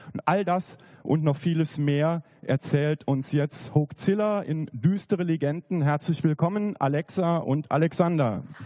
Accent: near Saarbrücken, Saarland, Germany; moved away as an adult; also born or lived in Bavaria; Ich bin im Saarland aufgewachsen, in der Nähe von Saarbrücken

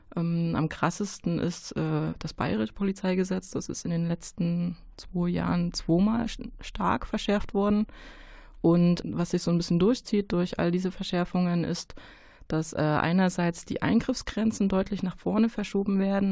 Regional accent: Saxony, Germany; now in Cologne, Germany; ich bin in Sachsen geboren, äh, meine Eltern leben da.

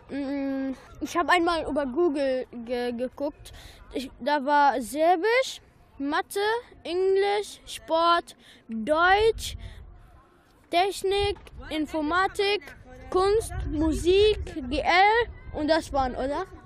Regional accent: Syria; German is a second language; now in Germany; Ich komme aus Syrien.

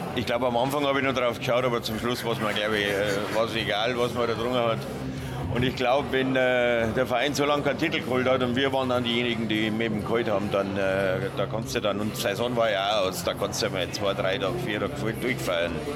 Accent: Munich, Bavaria, Germany; moved away as an adult; ich bin ein Münchner, ich bin in München aufgewachsen

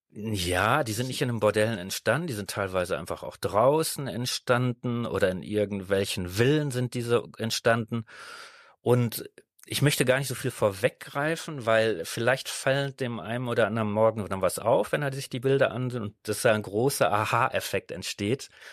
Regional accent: Netherlands; now in Düsseldorf, Germany; ursprünglich bin ich Holländer

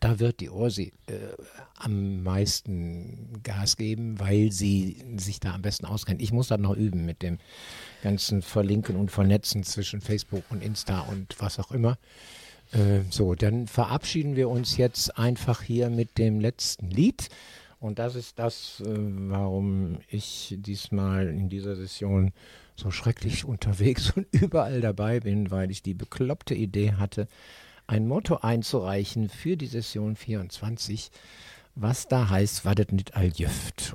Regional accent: Düsseldorf, North Rhine-Westphalia, Germany; ich bin tatsächlich in Oberkassel-Niederkassel ja groß geworden

